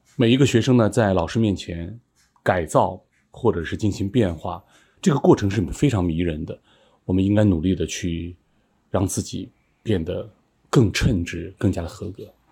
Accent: Qinghai, China; moved away; 在我的老家青海，因为地理条件比较差

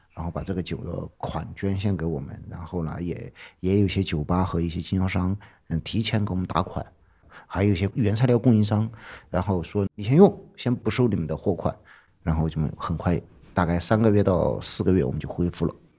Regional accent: Chengkou, Chongqing, China; now in Chengdu, China; 我老家离成都还有个七八百公里。呃，以前属于是算在那个大巴山的南边儿，也叫长口县，很小很小的一个县，现在被划到重庆去了

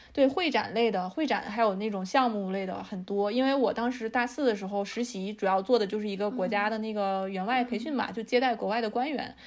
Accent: China; 我们中国人还是挺容易焦虑的

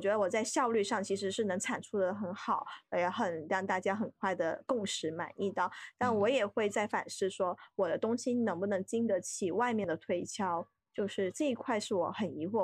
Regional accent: Guangdong, China; also born or lived in Beijing; now in Shenzhen, China; 因为我是广东人嘛，就很熟悉的嗯地带

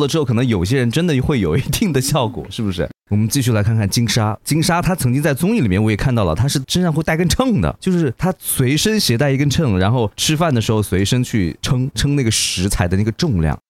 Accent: Hunan, China; 我们属于这种高湿高热的地带，这种盆地地带

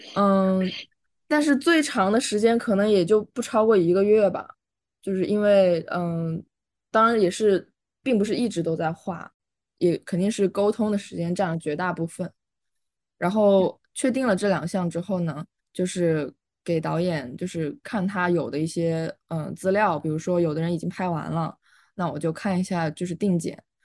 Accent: Changsha, Hunan, China; moved away as an adult; also born or lived in Beijing; now in Baltimore, United States; 我是来自湖南长沙

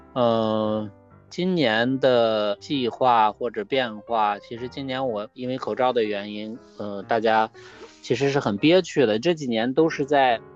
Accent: Xianyang, Shaanxi, China; 我来自于陕西西安，嗯，准确地说应该是陕西咸阳

